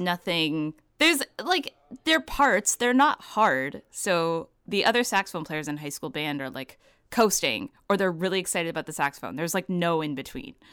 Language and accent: English; Vancouver, British Columbia, Canada; now in Toronto, Canada; I'm based in Toronto, but I grew up in Vancouver.